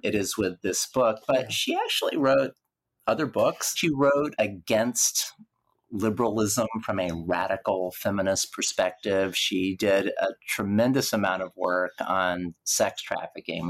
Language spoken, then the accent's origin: English; Lawton, Oklahoma, United States; my public library in Lawton, Oklahoma